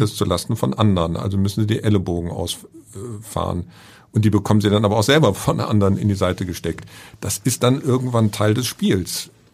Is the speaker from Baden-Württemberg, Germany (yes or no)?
no; Bonn, North Rhine-Westphalia, Germany; bin gebürtiger Bonner